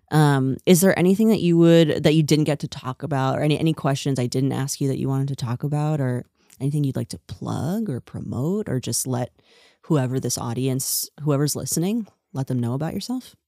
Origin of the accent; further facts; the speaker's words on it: New Jersey, United States; moved away; I'm from New Jersey